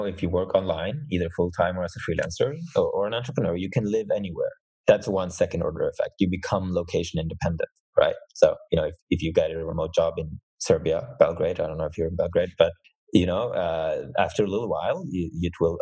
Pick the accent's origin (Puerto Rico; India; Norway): Norway; I'm from Norway